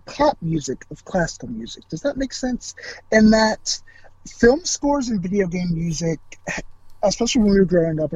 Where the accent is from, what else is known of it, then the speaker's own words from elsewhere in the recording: United States; I was born in the United States.